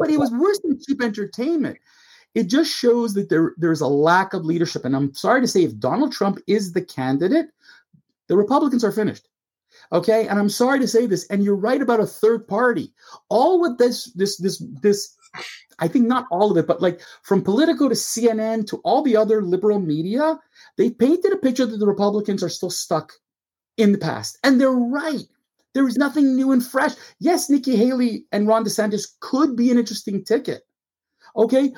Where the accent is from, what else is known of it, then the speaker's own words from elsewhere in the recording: Canada; As a Canadian, you know, as a Canadian